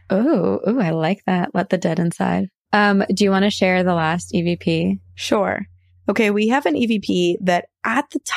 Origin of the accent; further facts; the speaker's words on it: Fresno, California, United States; So I've pretty much lived in central California my entire life. I'm originally from Fresno, California, but moved about 45 minutes south to be with my boyfriend who is in the Navy.